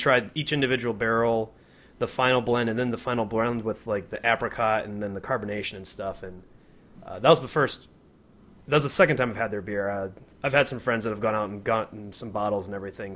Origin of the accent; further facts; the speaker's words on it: Grand Rapids, Michigan, United States; also born or lived in Kalamazoo, Michigan; now in Colorado, United States; I'm originally from Grand Rapids